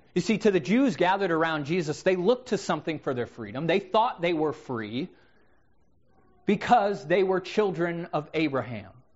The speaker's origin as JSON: {"language": "English", "country": "United States", "said": "I'm an American. I live in the land of the free."}